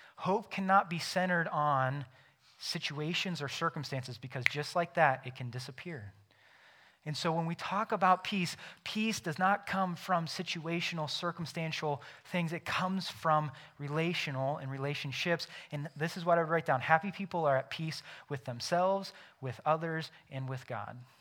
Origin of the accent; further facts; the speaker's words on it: United States; I am an American because I was born in the United States of America